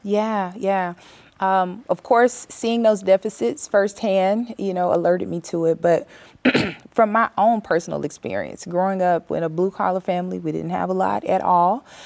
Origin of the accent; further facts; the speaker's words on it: West Memphis, Arkansas, United States; moved away as an adult; also born or lived in Vigo, Spain; I grew up in West Memphis, Arkansas.